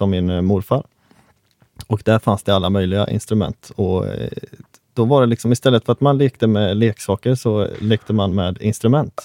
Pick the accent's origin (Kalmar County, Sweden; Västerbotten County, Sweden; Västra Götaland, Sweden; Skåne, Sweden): Västra Götaland, Sweden; Hönö; Jag är från Hönö